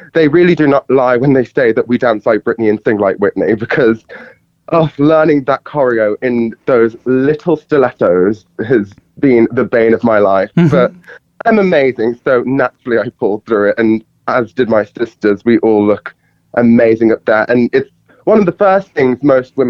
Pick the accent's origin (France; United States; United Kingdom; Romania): United Kingdom; moved away; coming back to the Midlands, as that's my hometown